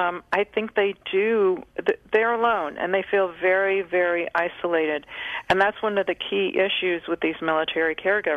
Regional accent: California, United States; here in California in my hometown

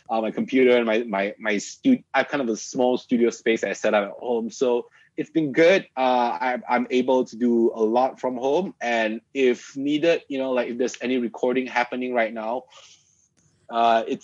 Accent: Malaysia; I obviously do being part Malaysian, right? Like I mean, my wholeheartedly, you know, I am still true and true Malaysian. I still like my mamak sessions

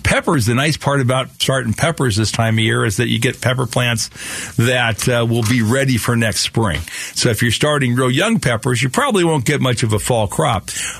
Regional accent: Phoenix, Arizona, United States; Yeah, we grew up together in South Phoenix then, huh?

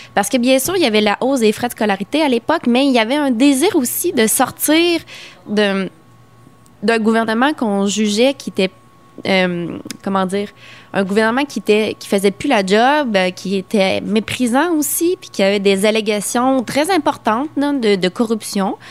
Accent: Quebec, Canada

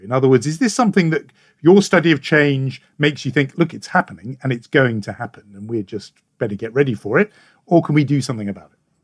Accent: United Kingdom; as a Brit

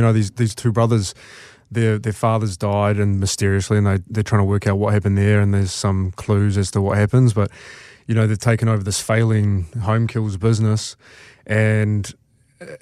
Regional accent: Hawke's Bay, New Zealand; I grew up in Hawke's Bay, but I wasn't on a farm

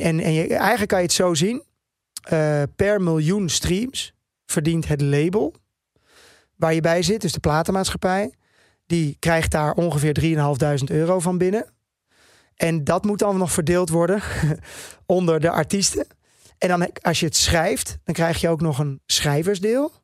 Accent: Netherlands; first language Dutch; ik ben gewoon een Nederlandse jongen. Dit is mijn taal waar ik het beste in schrijf

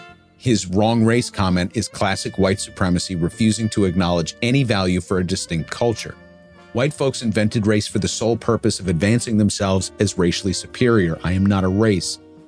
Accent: Ireland; Maybe it's because being Irish, I house within my bones a vestige of the historical trauma inflicted upon us by the British.

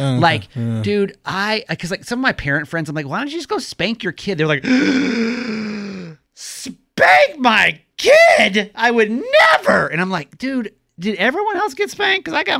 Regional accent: the South, United States; accent: Southern; my little Southern accent.

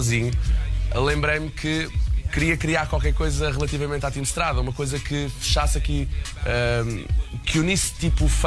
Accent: Madeira, Portugal

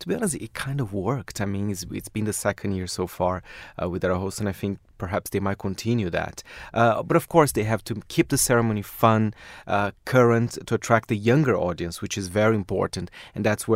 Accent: Brazil; now in United Kingdom; I'm from Brazil

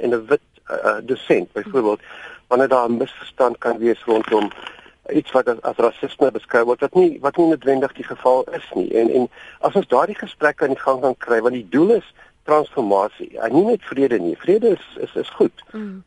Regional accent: South Africa; as wit mense in Suid-Afrika

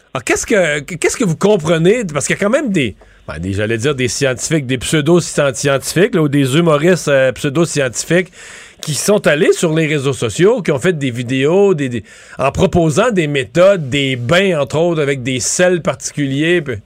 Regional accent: Quebec, Canada; chez nous au Québec

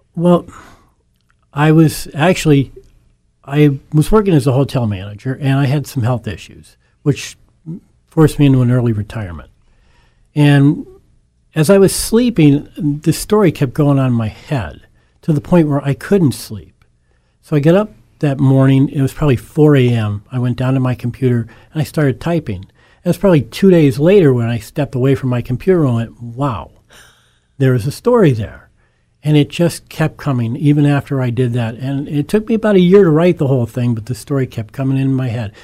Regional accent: Scranton, Pennsylvania, United States; born and raised in Scranton, uh, one of eight children of educated in the Scranton School District and went to the University of Scranton

